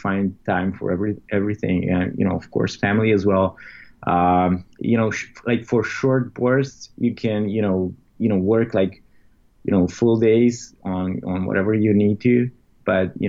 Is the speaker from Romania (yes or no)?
yes; Romania; moved away as an adult; we're from Romania.